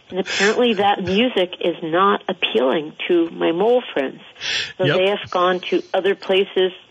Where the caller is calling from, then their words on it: Ripton, Vermont, United States; from Ripton calling